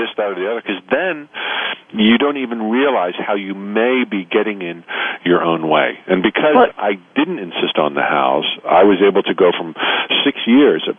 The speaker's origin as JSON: {"language": "English", "town": "Orlando", "region": "Florida", "country": "United States", "tie": "born or raised there", "said": "Orlando, Florida, my hometown"}